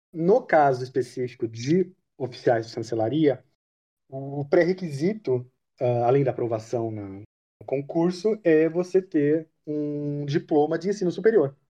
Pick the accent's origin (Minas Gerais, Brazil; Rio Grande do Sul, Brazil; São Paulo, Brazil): São Paulo, Brazil; Mogi Guaçu; Eu nasci em Mogi Guaçu, interior de São Paulo